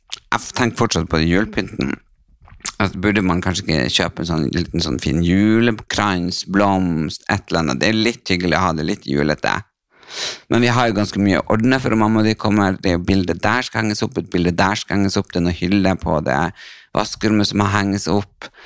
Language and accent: Norwegian; Brønnøysund, Nordland, Norway; jeg er fra Brønnøysund